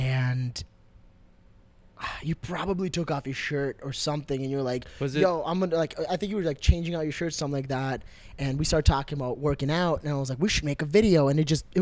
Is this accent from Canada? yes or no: no; Brooklyn Park, Minnesota, United States; I was born in Brooklyn Park, Minnesota, which is a little bit up north of here